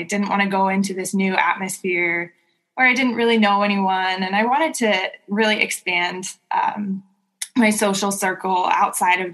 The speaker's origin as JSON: {"language": "English", "region": "Southern California", "country": "United States", "tie": "born or raised there", "also_born_or_lived": "Indiana", "moved": "as an adult", "lives_now": "Michigan, United States", "said": "I grew up in Southern California, but my parents now live in South Lake Tahoe"}